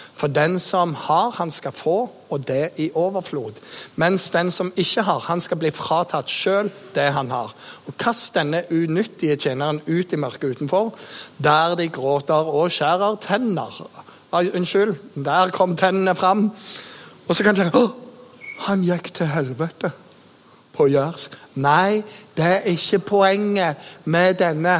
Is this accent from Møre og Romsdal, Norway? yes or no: no; Jæren, Rogaland, Norway; also born or lived in Bergen; født i Bergen og vokst opp eh, på Jæren